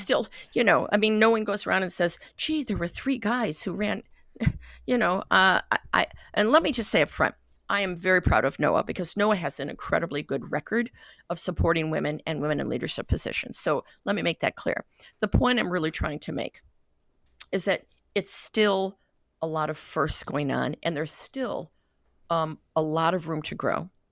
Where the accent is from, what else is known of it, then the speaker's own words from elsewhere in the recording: Great Lakes, United States; I'm from the Great Lakes